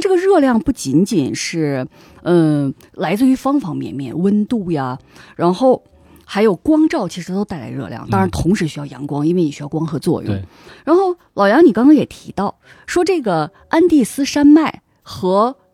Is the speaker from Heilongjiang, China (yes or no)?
yes; Harbin, Heilongjiang, China; accent: Northeastern; moved away as an adult; also born or lived in Beijing / Spain; 我年轻的时候，就是在我的家乡哈尔滨，那个嗯。时候其实我几乎不喝酒